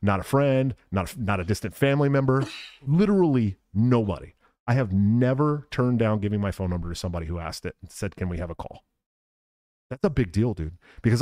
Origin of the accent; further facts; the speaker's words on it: United States; As an American in America